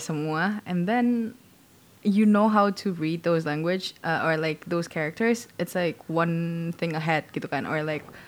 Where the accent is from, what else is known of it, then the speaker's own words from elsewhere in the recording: Indonesia; gue orang Indo